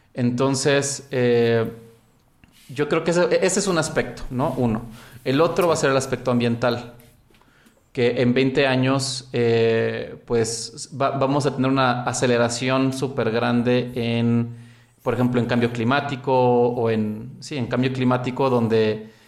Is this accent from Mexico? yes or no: yes; Mexico; en mi país, México